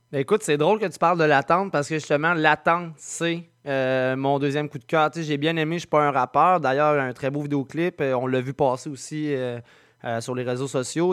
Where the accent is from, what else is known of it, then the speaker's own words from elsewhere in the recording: Saint-Nicolas, Quebec, Canada; also born or lived in Sainte-Marie-de-Beauce; now in Saint-Narcisse, Canada; je suis natif de Saint-Nicolas